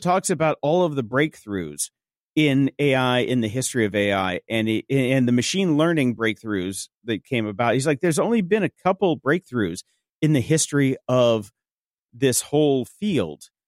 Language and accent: English; Chicago, Illinois, United States; I'm from Chicago